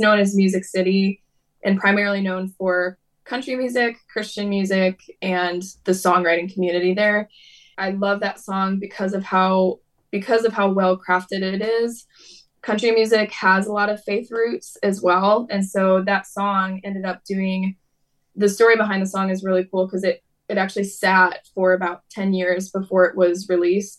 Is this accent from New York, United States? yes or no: no; Detroit, Michigan, United States; I'm originally from the Detroit area in Michigan, so kind of in the Midwest in the United States, and grew up in church